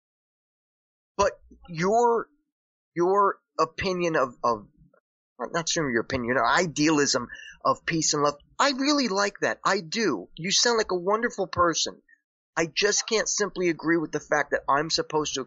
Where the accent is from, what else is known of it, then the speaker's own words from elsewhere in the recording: Paterson, New Jersey, United States; I grew up in Paterson, New Jersey